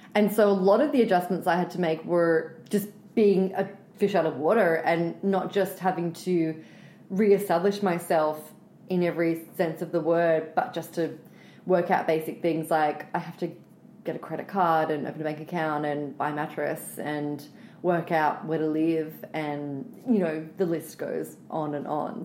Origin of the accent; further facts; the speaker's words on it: Australia; moved away as an adult; now in United States; we grow up being suckled on American pop culture because we don't make as much Australian content at home